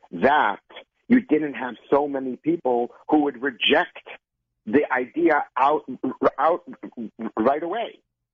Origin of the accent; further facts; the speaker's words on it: Minnesota, United States; you see, I'm from Minnesota. Not from the East Coast, thank God.